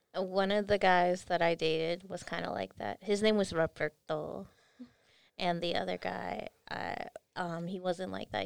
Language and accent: English; California, United States; I'm from California